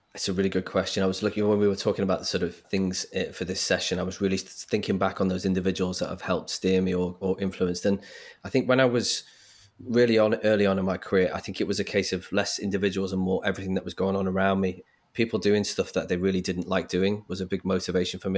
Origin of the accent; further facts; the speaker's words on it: Liverpool, North West England, United Kingdom; I grew up in Liverpool